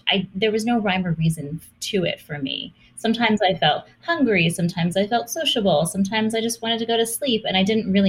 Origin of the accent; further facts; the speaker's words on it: Hawaii, United States; I grew up in Hawaii